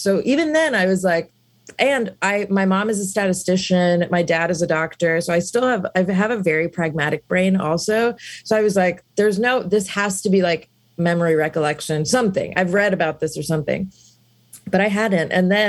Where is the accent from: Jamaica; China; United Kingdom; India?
India; South India; So I've been raised Hindu and I'm from South India.